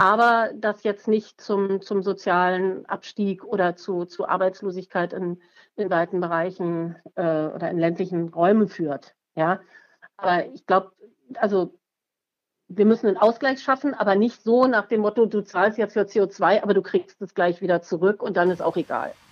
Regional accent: Berlin, Germany; Ich bin in Berlin geboren und aufgewachsen

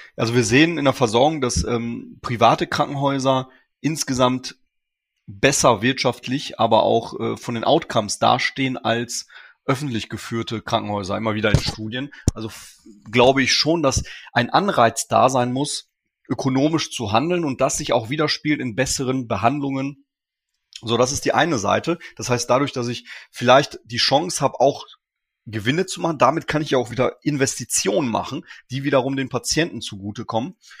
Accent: Ruhr area, North Rhine-Westphalia, Germany; Ich komme aus dem Ruhrgebiet, habe hier studiert

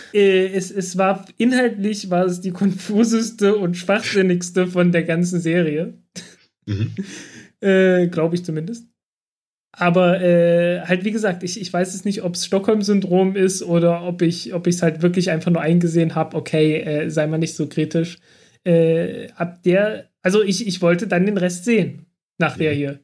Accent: Germany; ich komme aus dem Dreiländereck zwischen Sachsen, Thüringen und Sachsen-Anhalt

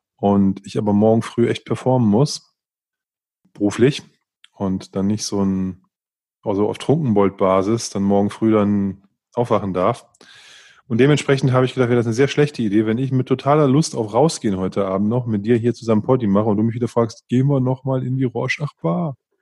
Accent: Northern Germany, Germany; moved away; ich bin ja im, im Norden groß geworden und da trinkt man halt Pilz.

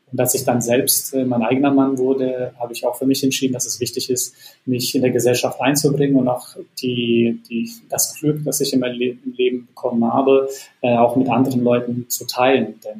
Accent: Bosnia & Herzegovina; also born or lived in United States; now in Germany; Äh, ich komme eigentlich ursprünglich nicht aus Deutschland, sondern ähm, aus Bosnien und habe einen Werdegang äh, von Bosnien über Deutschland, Amerika und wieder zurück ähm, nach Deutschland gemacht

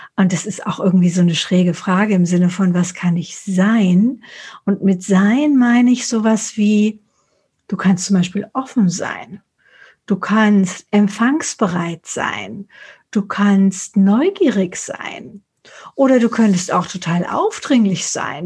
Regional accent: Frankfurt, Hesse, Germany; ich komme aus Frankfurt oder aus Hessen

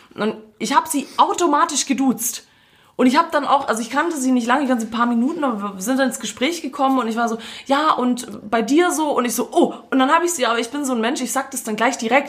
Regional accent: Croatia; also born or lived in Swabia; Ich bin eigentlich Kroate, aber ich tu so als Fake-Schwabe.

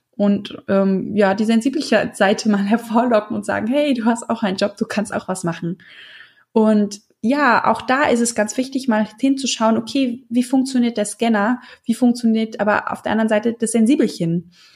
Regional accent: Hesse, Germany; bei uns in Hessen

